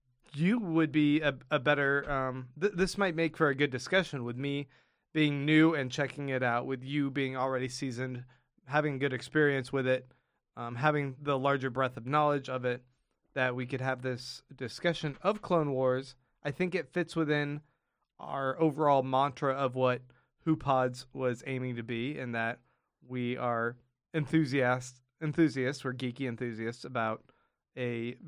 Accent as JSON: {"language": "English", "region": "Kansas", "country": "United States", "tie": "born there", "lives_now": "Austin, United States", "said": "Well, I was born in Kansas."}